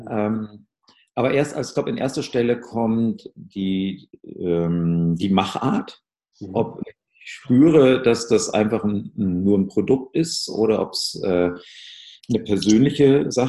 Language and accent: German; North Rhine-Westphalia, Germany; ich komme aus dem Ruhrgebiet, viel englisches Radio gehört, äh, von den British Forces, BFBS hieß es damals.